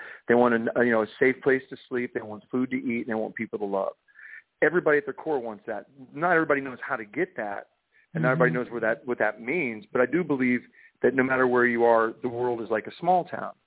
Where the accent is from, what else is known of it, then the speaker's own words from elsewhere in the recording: Florida, United States; born there; also born or lived in England / Connecticut / Kansas / North Carolina; now in Nashville, United States; Well, I say I was born in Florida, and I moved to England, went to Connecticut, Kansas, North Carolina, Florida, out to Los Angeles, and now I live in Nashville.